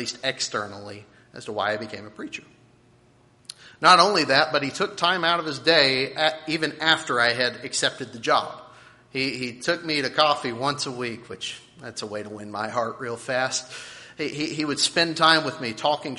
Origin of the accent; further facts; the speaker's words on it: Nashville, Tennessee, United States; I was born in Nashville